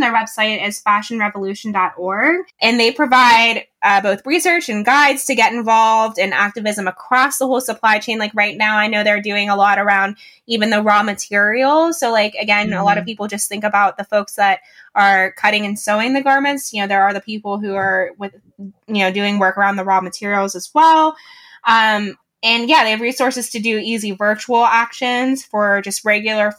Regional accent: Pittsburgh, Pennsylvania, United States; I'm from Pittsburgh, Pennsylvania

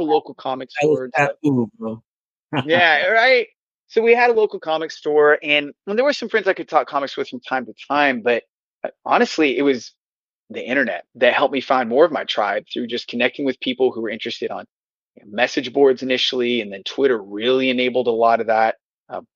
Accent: Texas, United States; I have lived in Texas my entire life

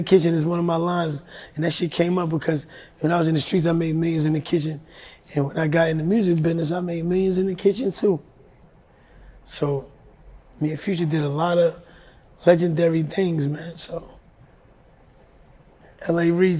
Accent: Ohio, United States; And growing up in Ohio, I met LeBron in Ohio.

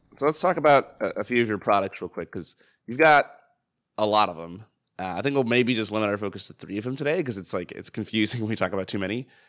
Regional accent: United States; as an American

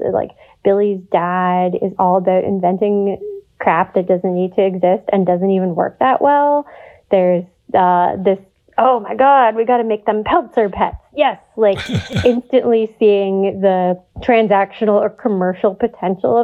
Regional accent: Canada; as a Canadian

